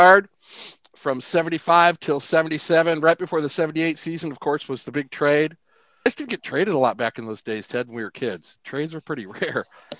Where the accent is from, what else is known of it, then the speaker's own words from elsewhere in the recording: La Mesa, California, United States; moved away; also born or lived in Spring Valley, California; my hometown down San Diego, La Mesa.